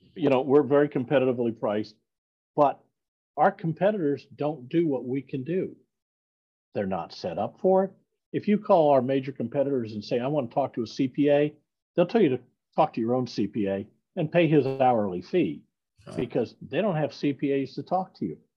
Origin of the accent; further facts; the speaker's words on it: Iowa City, Iowa, United States; I'm a Midwestern boy. I grew up in Iowa, uh, born in Iowa City, Iowa